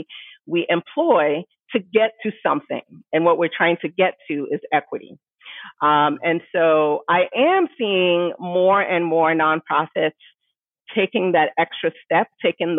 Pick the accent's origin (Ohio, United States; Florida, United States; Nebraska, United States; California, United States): Ohio, United States; Cincinnati; also born or lived in Missouri / Nigeria; we moved from Nigeria back to the States, to Ohio. So I ended up finishing elementary school and high school in Cincinnati, Ohio